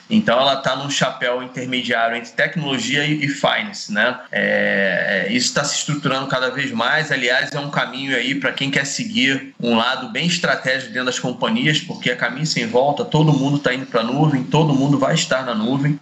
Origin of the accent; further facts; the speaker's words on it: Rio de Janeiro, Brazil; Eu sou do Rio de Janeiro